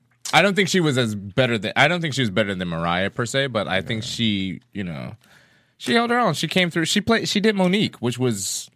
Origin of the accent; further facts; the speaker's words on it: South Carolina, United States; I'm South Carolina.